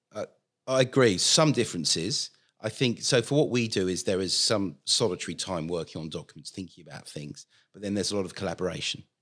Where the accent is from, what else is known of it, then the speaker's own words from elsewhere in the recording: London, United Kingdom; moved away as an adult; now in Australia; originally, as you may tell from the accent, I come from London